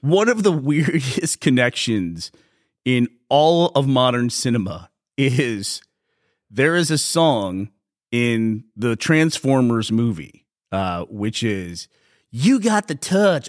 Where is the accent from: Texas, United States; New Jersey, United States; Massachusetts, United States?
Texas, United States; also born or lived in Austin, Texas; from Texas, we don't have a lot of those. Even though we lived on a dormant fault in, in, uh, in Austin